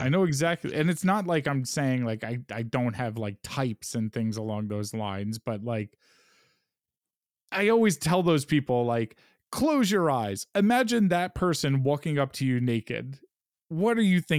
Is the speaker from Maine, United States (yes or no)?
no; New York, United States; I might only like it because I'm a dirtbag from New York.